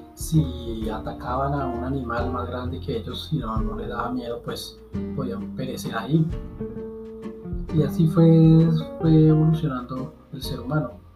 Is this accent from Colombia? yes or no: yes; Colombia; aquí en mi país, en Colombia